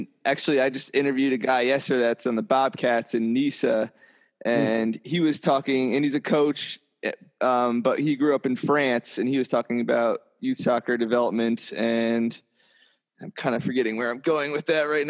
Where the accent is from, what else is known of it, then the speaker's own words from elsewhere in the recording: New Jersey, United States; moved away; also born or lived in Grand Rapids, Michigan; I'm from Jersey. So not a stick of an accent, but still running through my head